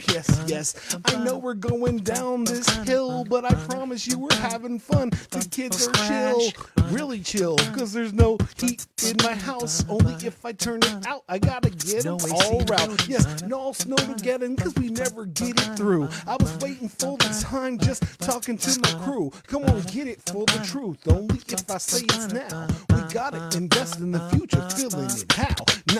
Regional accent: Pflugerville, Texas, United States; Because I'm from Pflugerville, but there's no F in it.

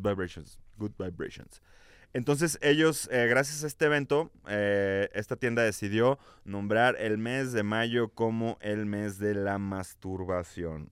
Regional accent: Guadalajara, Jalisco, Mexico; y yo somos de Guadalajara

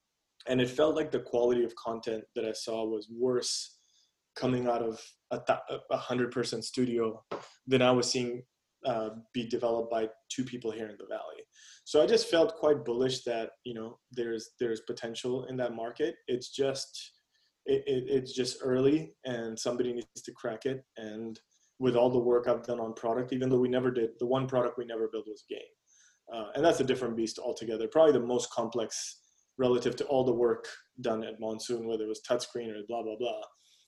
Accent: India; being Indian, you know, having spent time there as a kid, also know that it's engraved in our culture

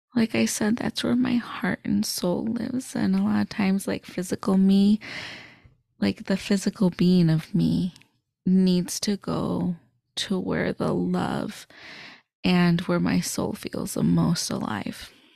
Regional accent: suburbs of Chicago, Illinois, United States; I'm from the Chicagoland area. So I grew up in the suburbs of Chicago

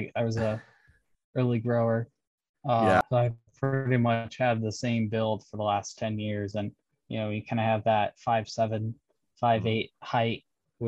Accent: North Dakota, United States; I grew up in North Dakota

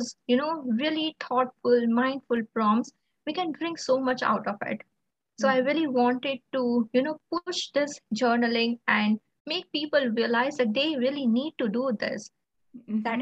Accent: India; I'm from India

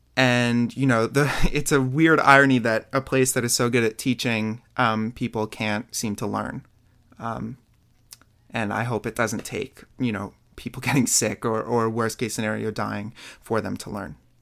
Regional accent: New York City, New York, United States; I'm from Queens, New York

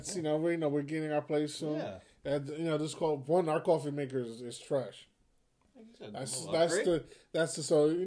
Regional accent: United States; I'm American

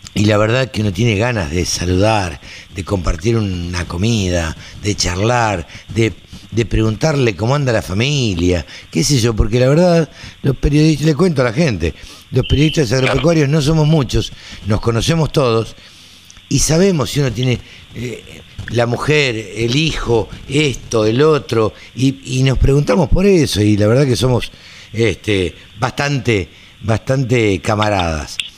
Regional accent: Maipú, Buenos Aires Province, Argentina; en, Maipú, donde yo nací, en el campo

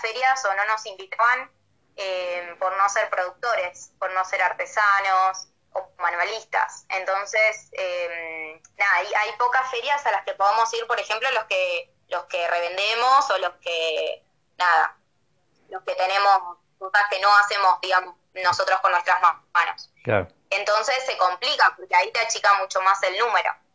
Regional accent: Buenos Aires Province, Argentina; moved away as an adult; now in Bariloche, Argentina; soy bonaerense, a ver, no soy de acá

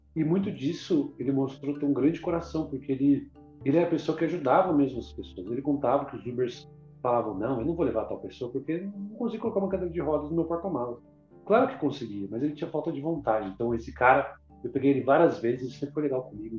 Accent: Brazil; also born or lived in Portugal; sou brasileiro

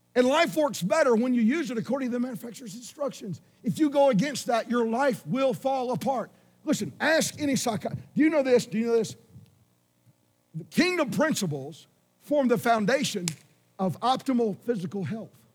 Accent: Georgia, United States; I'm from Georgia, which was a prisoner refugee colony.

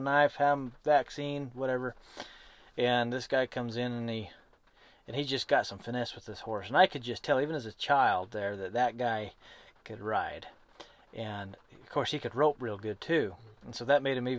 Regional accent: Great Basin, United States; I grew up on the other side of the hill

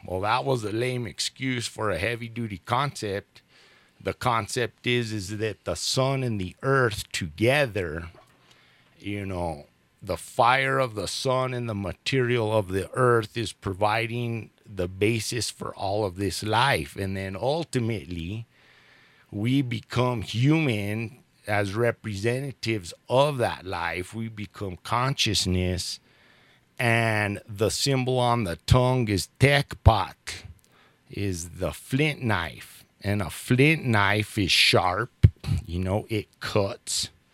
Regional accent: Albuquerque, New Mexico, United States; also born or lived in Los Alamos, New Mexico; now in Taos, United States; I was born in Albuquerque and I did spend my summers here in Taos with my grandparents. And um, then, when I was about in fifth grade, I moved to Los Alamos

